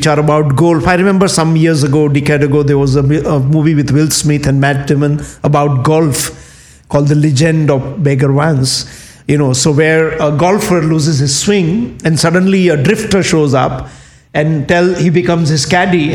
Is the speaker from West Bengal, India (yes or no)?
no; Kathiawar, Gujarat, India; moved away; when you grow up in Indian countryside, like the where I grew up in Kathiawad, which is in Gujarat